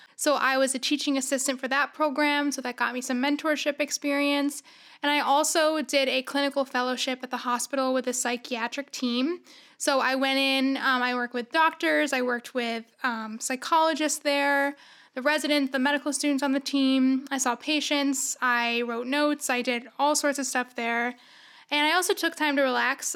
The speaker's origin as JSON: {"language": "English", "town": "Syracuse", "region": "New York", "country": "United States", "said": "I'm from Syracuse originally."}